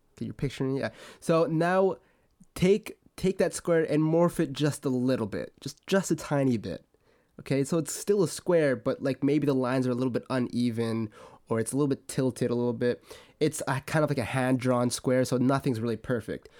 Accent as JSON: {"language": "English", "country": "Canada", "said": "I'm Canadian and I go to school in Alberta."}